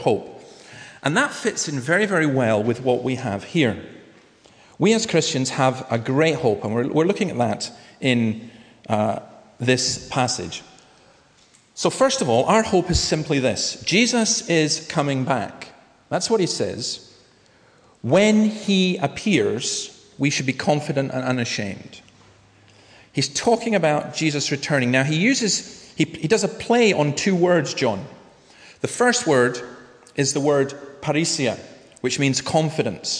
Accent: Nigg, Scotland, United Kingdom; I was brought up in Easter Ross in a place called Nigg

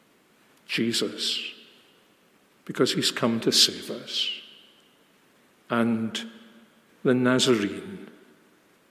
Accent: Glasgow, Scotland, United Kingdom; I was brought up in the East End of Glasgow in the early 1950s

